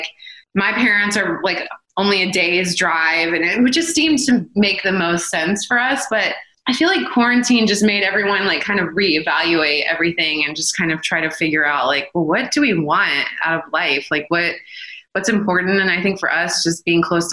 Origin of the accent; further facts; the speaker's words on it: Atlanta, Georgia, United States; also born or lived in Tennessee; now in Los Angeles, United States; I grew up in Atlanta